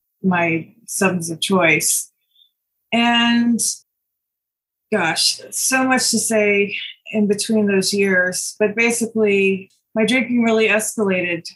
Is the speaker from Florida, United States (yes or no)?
no; Connecticut, United States; moved away as an adult; also born or lived in New York City, United States / Los Angeles, United States; I grew up in Connecticut, so I'm back from whence I came